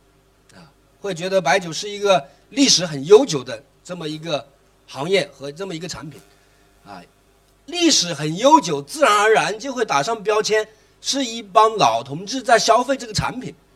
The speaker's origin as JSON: {"language": "Chinese", "region": "Chongqing", "country": "China", "said": "我来自重庆"}